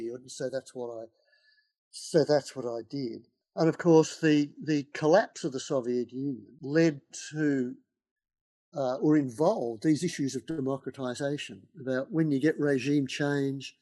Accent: Melbourne, Victoria, Australia; now in Sydney, Australia; when I was a kid growing up in Melbourne

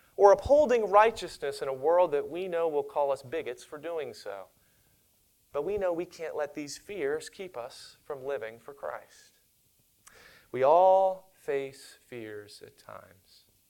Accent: Monrovia, Maryland, United States; I grew up in Monrovia, Maryland, and in my hometown, we had at that time a population of less than 1,000 people.

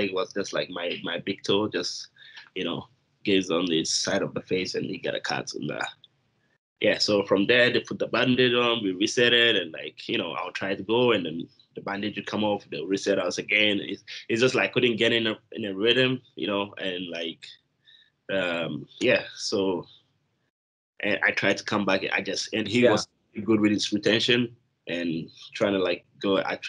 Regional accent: Japan; English is a second language; also born or lived in Ghana; So I'm originally from Ghana and coming from there. You know, I moved to Japan at some point. That's where I grew up. I went to high school.

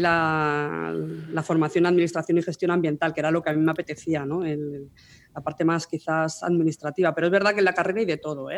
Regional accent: Almería, Andalusia, Spain; moved away as an adult; now in Madrid, Spain; de Almería, de ahí mi acento, ¿no? Soy de allí

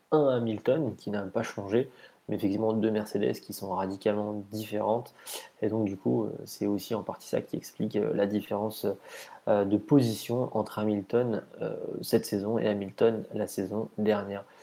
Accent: France; on est français

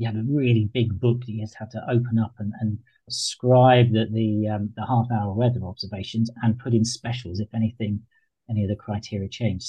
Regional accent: Devon, South West England, United Kingdom; moved away; So I'm originally from Devon, and we brought up right in the sticks in a tiny little hamlet

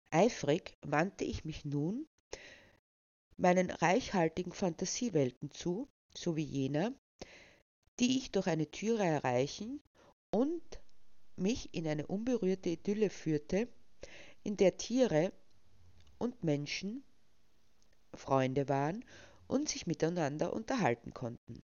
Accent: Lower Austria, Austria; born there; now in Burgenland, Austria; Ich wurde 1972 in Niederösterreich geboren, um nach einigen Irrungen und Wirrungen nun als aktivistische Schriftstellerin meinen Lebensabend zu verbringen, vorerst im idyllischen Burgenland.

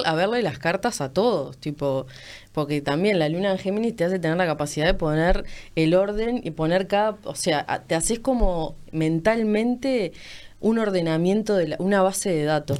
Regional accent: Montevideo, Uruguay; toda mi vida viví por ahí

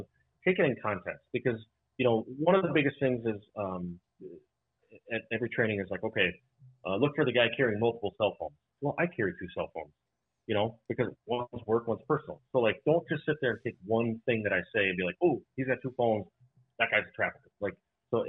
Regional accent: Irving, Texas, United States; now in Wisconsin, United States; I grew up in Irving, Texas

